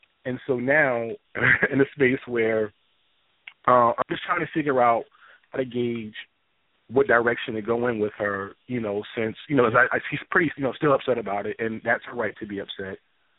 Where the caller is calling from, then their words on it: New Jersey, United States; I'm from New Jersey.